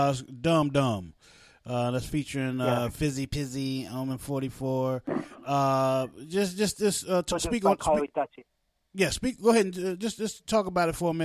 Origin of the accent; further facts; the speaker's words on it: Newark, New Jersey, United States; I was born in Jersey. Brick City, bro.